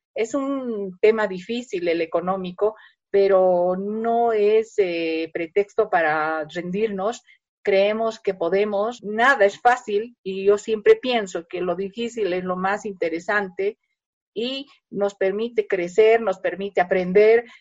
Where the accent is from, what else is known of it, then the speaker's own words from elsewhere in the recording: Bolivia; somos los bolivianos